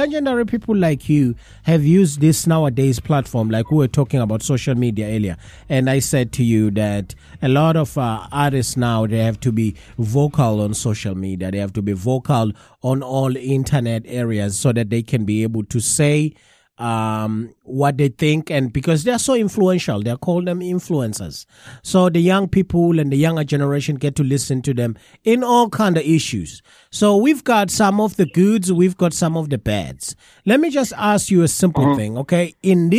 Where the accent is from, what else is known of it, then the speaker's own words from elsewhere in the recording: KwaZulu-Natal, South Africa; moved away; also born or lived in England; me growing up in South Africa